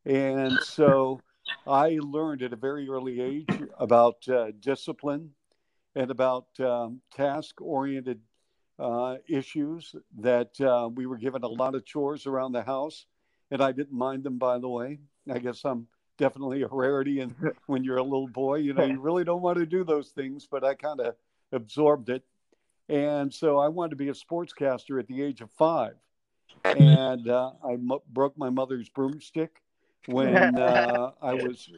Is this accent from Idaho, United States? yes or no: no; Bellevue, Washington, United States; moved away as an adult; also born or lived in Norfolk, Virginia / Toronto, Canada / Chicago; my hometown of Bellevue, Washington